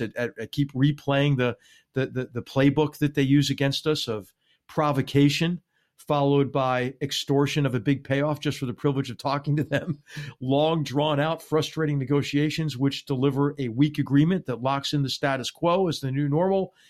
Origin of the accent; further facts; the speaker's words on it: Philadelphia, Pennsylvania, United States; I grew up in Philadelphia